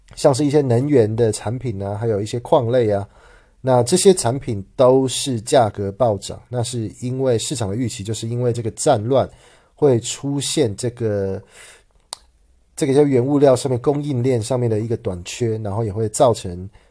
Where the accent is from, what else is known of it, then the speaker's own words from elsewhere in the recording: Taichung, Taiwan; 我的家乡台中